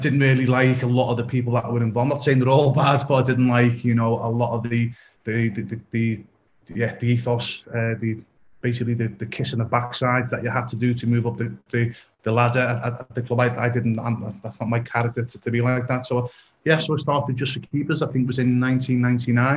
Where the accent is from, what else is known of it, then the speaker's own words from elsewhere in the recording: Liverpool, North West England, United Kingdom; I'm originally from Liverpool, England